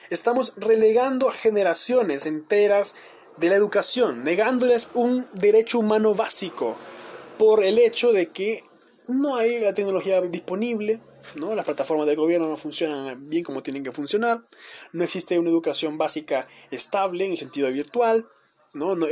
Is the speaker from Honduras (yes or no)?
yes; Honduras; No somos liberales, ni nacionalistas, ni libres contra el mundo. No, somos hondureños, señores y señores, somos hondureños. Y tenemos que abogar por la unidad nacional.